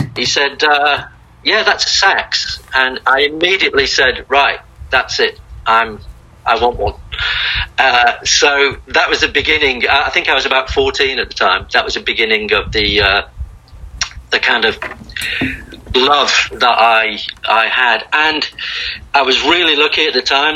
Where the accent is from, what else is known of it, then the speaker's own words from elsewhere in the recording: Liverpool, North West England, United Kingdom; moved away as an adult; also born or lived in Blackpool; now in Australia; I moved from Liverpool actually when I was in my early teens to, to a place north of Liverpool called Blackpool